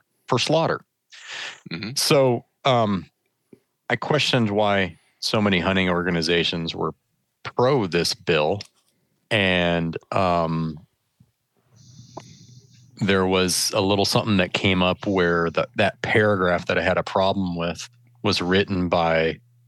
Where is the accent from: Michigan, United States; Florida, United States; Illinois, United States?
Michigan, United States; I grew up in Michigan